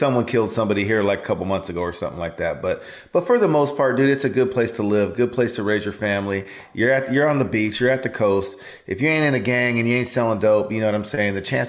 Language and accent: English; Fresno, California, United States; Cause I grew up in Fresno